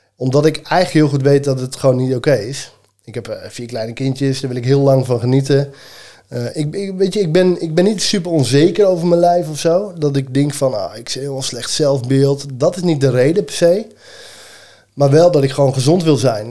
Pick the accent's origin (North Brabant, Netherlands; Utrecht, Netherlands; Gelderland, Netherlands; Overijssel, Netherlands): Gelderland, Netherlands; Elburg; ik kom uit Elburg.